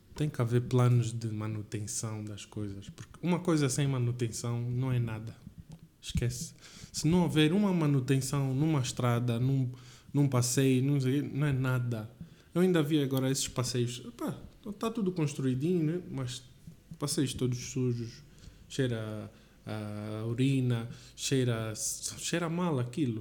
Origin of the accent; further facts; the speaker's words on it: Lubango, Huíla, Angola; moved away as an adult; also born or lived in Windhoek, Namibia; now in Portugal; sou aqui de Angola, sou do Lubango, sou orgulhoso de ser do Lubango